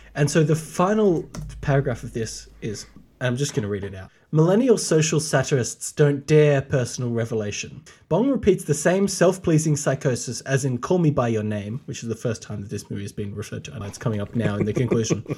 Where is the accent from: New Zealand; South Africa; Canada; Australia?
Australia; home for me as an Australian